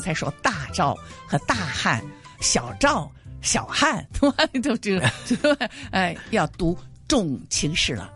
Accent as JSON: {"language": "Chinese", "country": "Hong Kong", "said": "我们香港人的发音比较困难一些"}